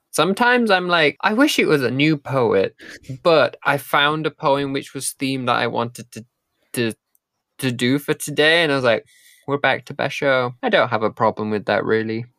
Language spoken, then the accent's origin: English; United Kingdom; moved away; also born or lived in Japan